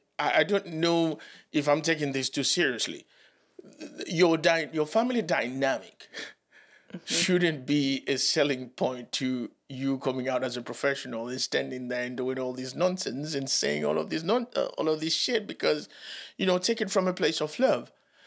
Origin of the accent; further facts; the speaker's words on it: Reading, South East England, United Kingdom; And it is because I'm from Reading, a working class family from an estate.